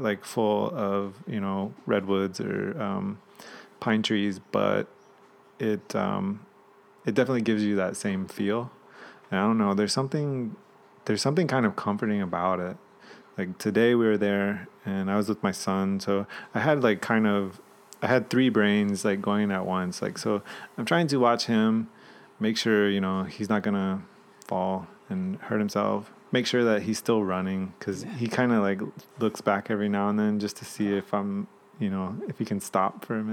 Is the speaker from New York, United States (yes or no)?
no; Georgia, United States; moved away; also born or lived in Virginia; my teenage years, I grew up in Georgia